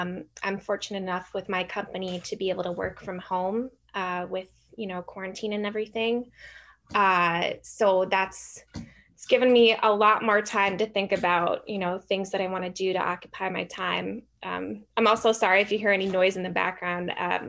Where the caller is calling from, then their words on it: New York, United States; I'm calling from my, I guess, library area, but more specifically New York.